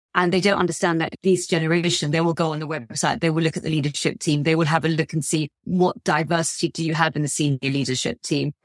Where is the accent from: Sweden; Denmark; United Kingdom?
United Kingdom; my sort of identity as a British Asian